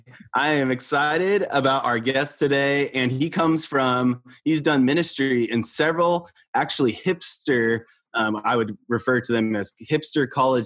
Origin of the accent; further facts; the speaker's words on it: Northern California, United States; I'm a 49er fan being from Northern California.